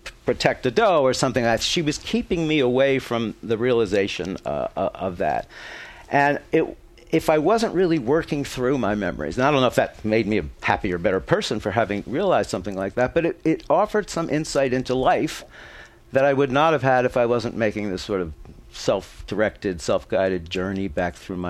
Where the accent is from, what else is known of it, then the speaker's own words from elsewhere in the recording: Philadelphia, Pennsylvania, United States; I grew up in Philadelphia